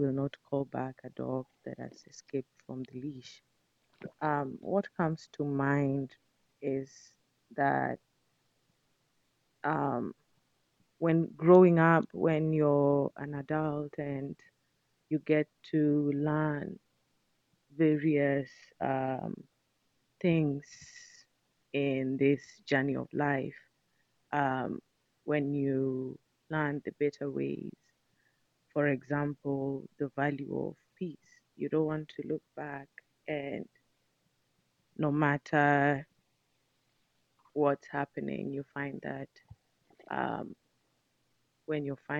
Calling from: Seattle, Washington, United States

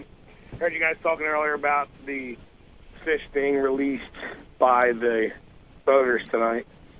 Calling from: New Jersey, United States; We doing? South Jersey.

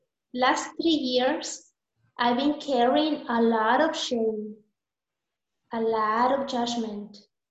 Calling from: San Marcos, Texas, United States; I'm calling from San Marcos, Texas, the south of the U.S., like 4 hours away from the border of Mexico.

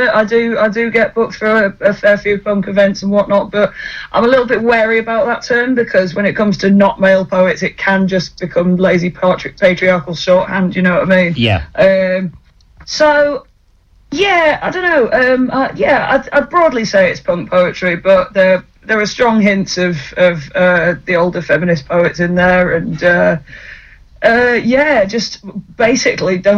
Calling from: Halifax, Yorkshire and the Humber, United Kingdom; I am in the sunny land of Halifax

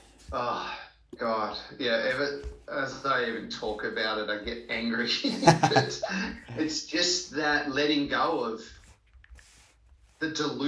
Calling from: Sydney, New South Wales, Australia; My office in Sydney. It's beautiful. It's sunny outside.

